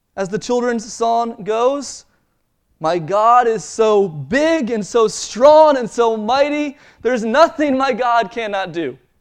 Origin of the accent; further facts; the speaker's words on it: Maryland, United States; I grew up in Maryland